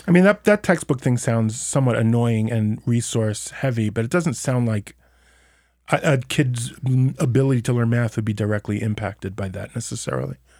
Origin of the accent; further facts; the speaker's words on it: United States; now in Israel; as an American